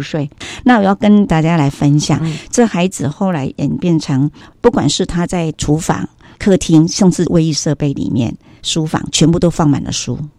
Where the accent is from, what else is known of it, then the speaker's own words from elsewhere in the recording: Chiayi County, Taiwan; also born or lived in Kaohsiung; 我是嘉义人